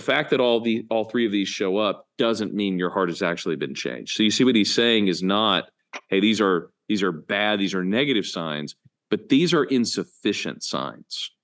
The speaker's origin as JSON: {"language": "English", "country": "United States", "said": "we as American evangelicals"}